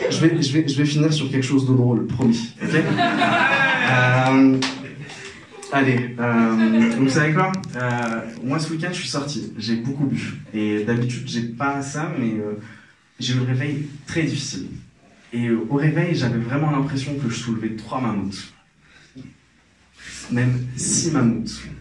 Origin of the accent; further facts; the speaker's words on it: Algeria; Moi je suis algérien, euh, j'ai grandi en Algérie